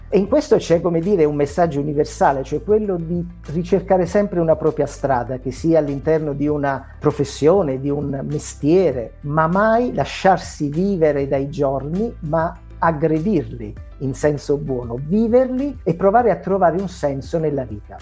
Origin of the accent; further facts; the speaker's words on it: Salerno, Campania, Italy; now in Apulia, Italy; io sono meridionale, vivo in Puglia ma sono salernitano